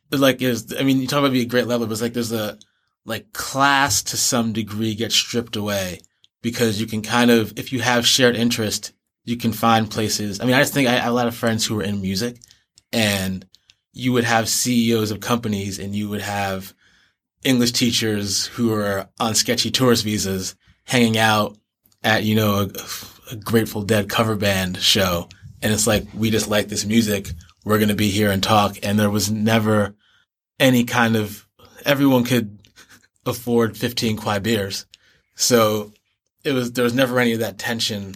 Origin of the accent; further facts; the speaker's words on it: New York City, New York, United States; moved away as an adult; also born or lived in Boston / Newton; now in Beijing, China; I grew up in between New York and Boston. Um, so I went to middle school and the beginning of high school in Newton and then in Boston itself. And then moved back to the New York City area for high school